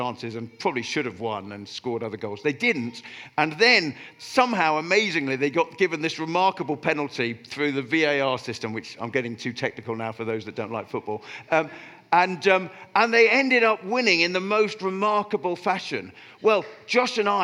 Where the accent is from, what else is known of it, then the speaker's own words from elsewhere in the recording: Oxford, South East England, United Kingdom; moved away; I grew up in Oxford, I support Oxford United